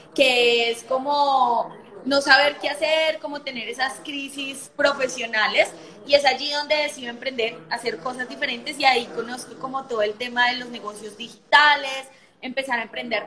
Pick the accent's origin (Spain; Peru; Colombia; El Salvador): Colombia; soy de Colombia, los saludos de Colombia